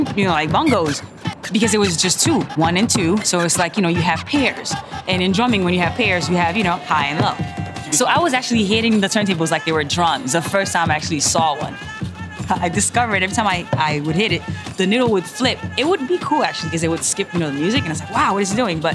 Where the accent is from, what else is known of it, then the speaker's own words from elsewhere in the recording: Haiti; I'm from Haiti, born and raised. Where I grew up is Bizoton Secantois.